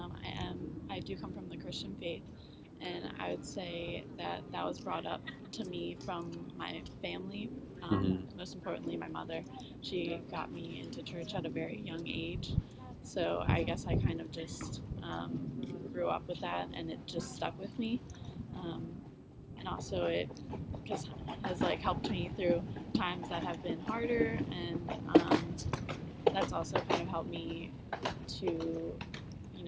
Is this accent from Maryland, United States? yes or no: yes; Annapolis, Maryland, United States; I'm from Annapolis